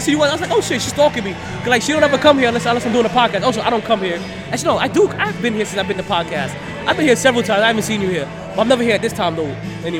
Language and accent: English; New York City, New York, United States; now in Florida, United States; I'm from Brooklyn.